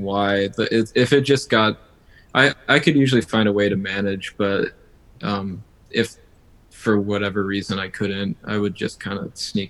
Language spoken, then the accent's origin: English; Cleveland, Ohio, United States; moved away as an adult; now in Boston, United States; I'm originally from Cleveland, Ohio, but I'm in Boston now